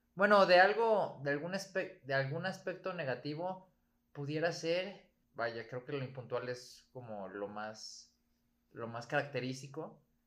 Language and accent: Spanish; Mexico